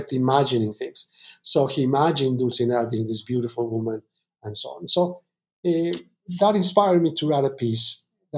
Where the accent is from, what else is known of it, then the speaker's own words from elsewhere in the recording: Mexico; now in New York, United States; I'm originally from Mexico.